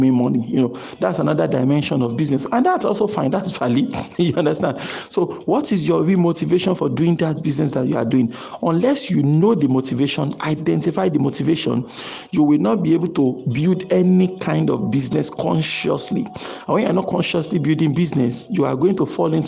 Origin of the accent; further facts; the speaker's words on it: Nigeria; our nation, Nigeria in this context, because I'm a Nigerian